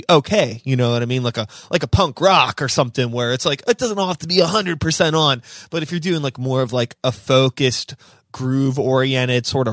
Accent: Pittsburgh, Pennsylvania, United States; I grew up in Pittsburgh. Yeah. So I've always lived in the city proper

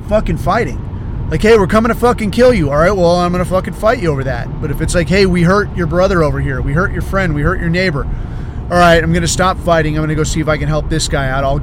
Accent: United States; I'm American

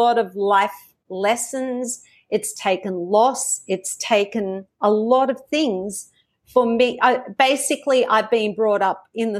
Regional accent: Australia; accent: Australian; this is my Australian accent coming out now

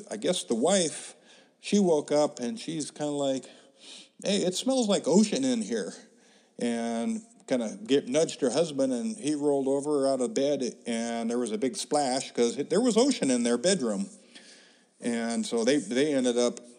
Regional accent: Seaside, Oregon, United States; also born or lived in Crescent City, California; Shortly after he married my mom, they moved to Crescent City, California, where my older brother and I were both born. A few years after that, he decided to move back to Seaside, Oregon

